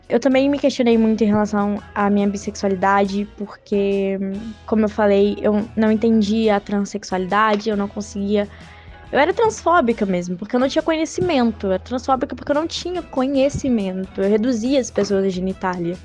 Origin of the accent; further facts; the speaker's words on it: Juiz de Fora, Minas Gerais, Brazil; sou mineira de Juiz de Fora